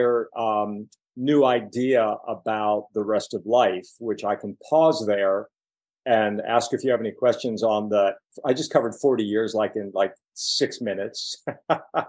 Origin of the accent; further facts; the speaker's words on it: Pittsburgh, Pennsylvania, United States; moved away as an adult; now in New York City, United States; I'm from Pittsburgh, Pennsylvania, working class kid